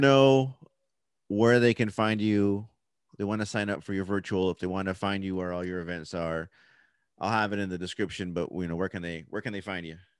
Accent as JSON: {"language": "English", "town": "Oxnard", "region": "California", "country": "United States", "said": "I'm from Oxnard"}